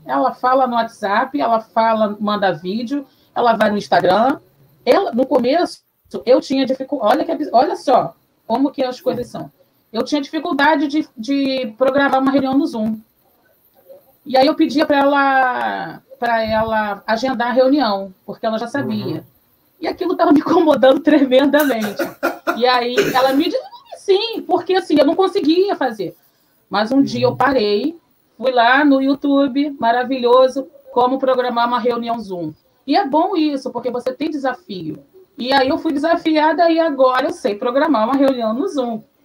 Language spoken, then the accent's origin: Portuguese; Rio de Janeiro, Brazil; Eu morei em Oswaldo Cruz, do lado de Madureira, terra do samba. Então, na minha casa se escutava muito samba.